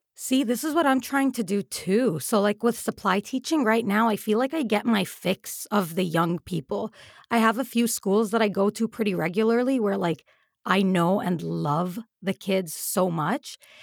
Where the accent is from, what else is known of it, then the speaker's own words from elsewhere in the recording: United Arab Emirates; we grew up in the Emirates